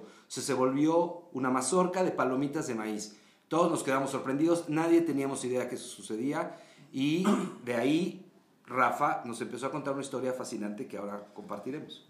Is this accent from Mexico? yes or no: yes; Mexico